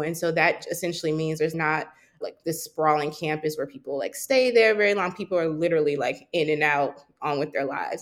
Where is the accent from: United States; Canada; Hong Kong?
United States; Charlotte, North Carolina; moved away as an adult; also born or lived in New York City; I grew up in Charlotte, North Carolina